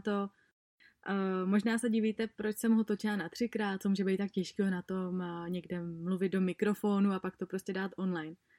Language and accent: Czech; Czechia; u nás v Čechách